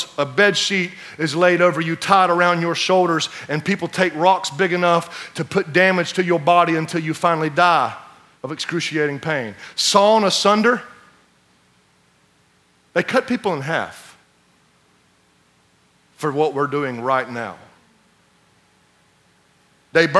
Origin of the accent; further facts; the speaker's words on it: United States; As American Christians